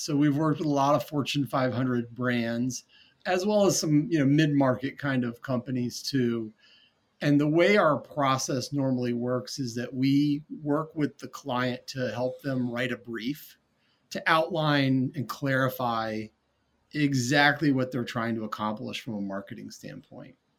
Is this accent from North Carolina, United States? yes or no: yes; North Carolina, United States; moved away as an adult; also born or lived in New Orleans, Louisiana / Jackson Hole, Wyoming / Atlanta, Georgia; I grew up in North Carolina, even though I had Boston roots